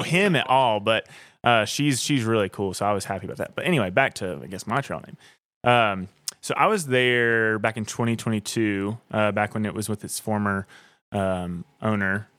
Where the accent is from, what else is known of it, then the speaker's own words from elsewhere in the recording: Blairsville, Georgia, United States; also born or lived in Nashville; I grew up in Blairsville, Georgia